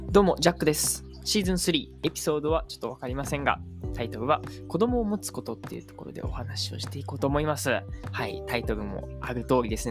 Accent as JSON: {"language": "Japanese", "country": "Japan", "tie": "born or raised there", "said": "僕はもう日本の教育でしか、えー、生まれ育ってきてないので"}